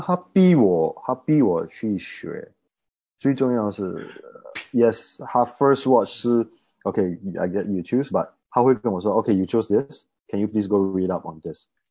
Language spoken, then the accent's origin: Chinese; Malaysia; 我是马来西亚人